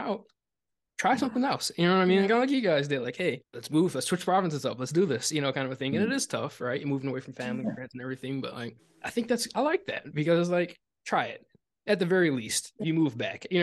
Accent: Detroit, Michigan, United States; I grew up just outside of Windsor, Ontario, in Detroit, Michigan

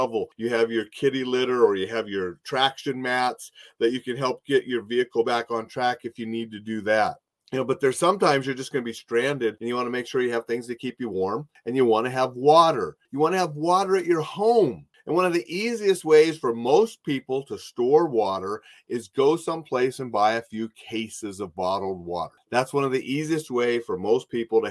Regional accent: North Dakota, United States; as a little kid growing up in North Dakota

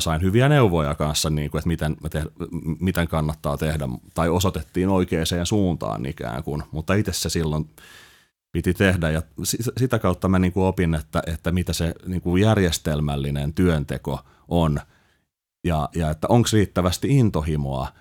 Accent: Helsinki, Uusimaa, Finland; mä oon Helsingistä kotoisin

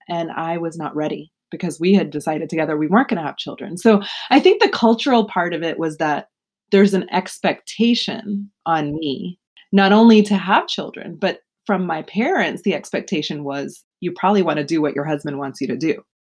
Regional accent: Houston, Texas, United States; moved away as an adult; now in Baltimore, United States; I was born in Houston, raised in Houston

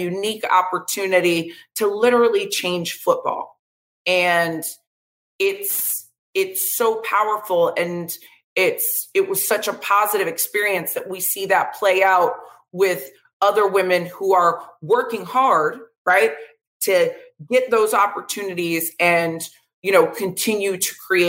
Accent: Vero Beach, Florida, United States; I'm a Florida native, grew up in Vero Beach, Florida

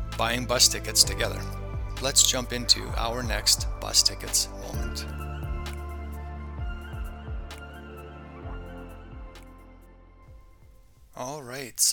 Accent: Canada; also born or lived in Bulgaria; I was born in Canada, by no choice of mine

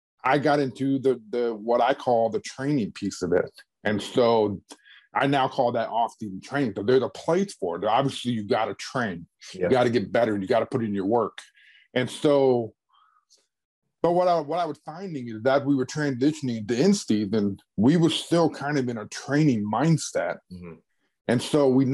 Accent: Clearwater, Florida, United States; moved away as an adult; also born or lived in Oklahoma; I grew up in Clearwater, Florida

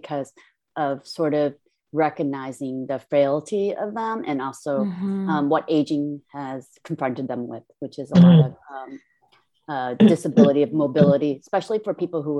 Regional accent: Detroit, Michigan, United States; born or raised there; also born or lived in Seoul, South Korea / Manhattan, Kansas

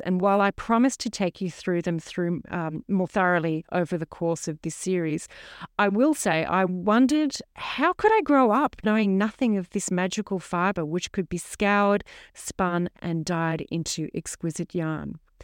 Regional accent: Sydney, New South Wales, Australia; now in mid-north coast, New South Wales, Australia; I was raised in Middle Harbour, Sydney

